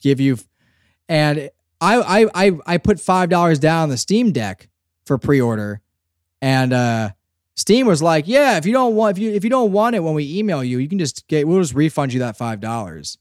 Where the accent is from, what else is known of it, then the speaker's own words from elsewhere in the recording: Northeast, United States; I, I'm from the Northeast too